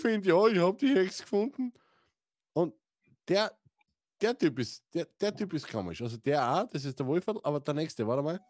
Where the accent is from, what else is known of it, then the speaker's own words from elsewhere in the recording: Styria, Austria; ich bin ein Steirer